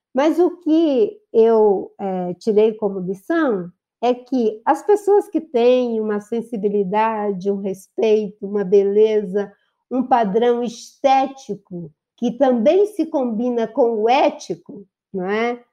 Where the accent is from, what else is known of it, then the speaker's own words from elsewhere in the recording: Rio Branco, Acre, Brazil; filha de Pedro Agostinho, nascida no Seringal Bagaço